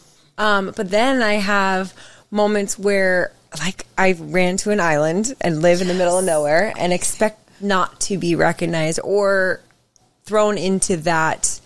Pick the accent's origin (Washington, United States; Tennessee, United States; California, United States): Washington, United States; Seattle; moved away as an adult; also born or lived in Los Angeles; now in Honolulu, United States; I was born and raised in Seattle, and then I lived in L.A. for most of my career years.